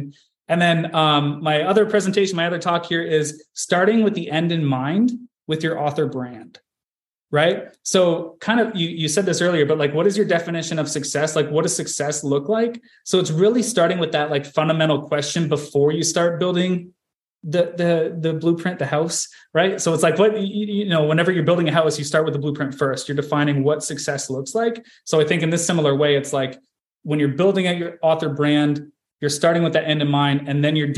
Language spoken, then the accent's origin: English; Canada; I'm Canadian